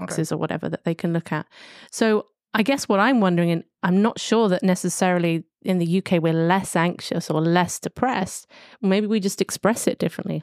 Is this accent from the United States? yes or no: no; London, United Kingdom; I'm coming from London, a major city